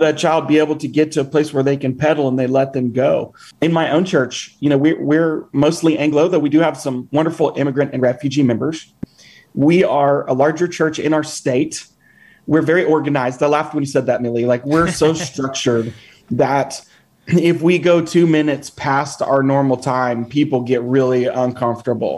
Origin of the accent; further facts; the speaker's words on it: United States; as an American planting a church in Honduras